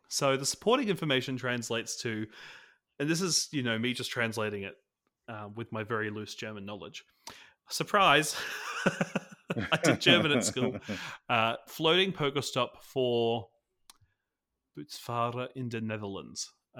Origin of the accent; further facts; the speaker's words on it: Australia; Not that I understand Thanksgiving at all as an Aussie. I've reached out to an Australian creator who has been playing NBA All World